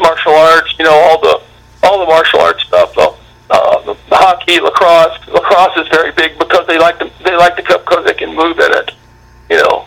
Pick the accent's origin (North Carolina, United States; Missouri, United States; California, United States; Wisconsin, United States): Missouri, United States; Gideon; also born or lived in Cape Girardeau, Missouri; now in Memphis, United States; I was born there and I grew up in Gideon